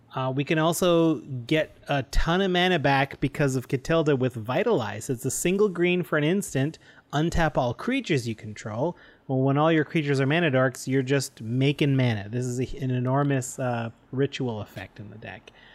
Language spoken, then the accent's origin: English; Canada; as a Canadian, my French education